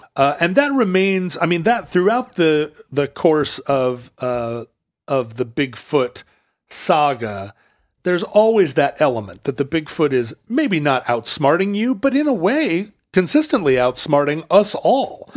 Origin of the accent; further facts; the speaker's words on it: Pacific Northwest, United States; I grew up in the Pacific Northwest